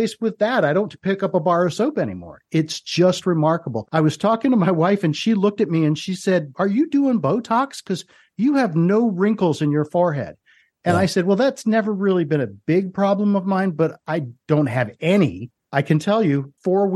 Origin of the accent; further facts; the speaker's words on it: Philadelphia, Pennsylvania, United States; also born or lived in Cherry Hill, New Jersey; I grew up in Philadelphia and lived in Cherry Hill